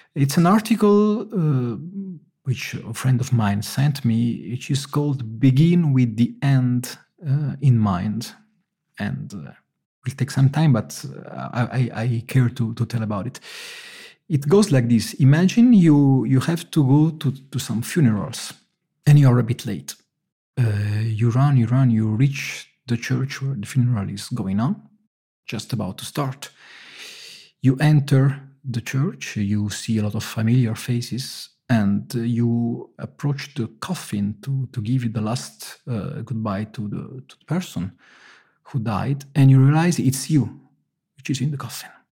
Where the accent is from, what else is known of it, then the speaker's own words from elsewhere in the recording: Naples, Campania, Italy; moved away; I come from Naples